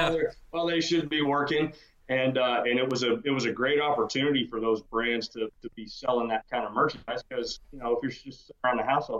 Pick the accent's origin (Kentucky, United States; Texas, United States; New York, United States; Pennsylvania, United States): Texas, United States; also born or lived in Georgia; I was born in Georgia, which I never forgave my parents for, and got to Texas at 7 years old and haven't left and don't intend to.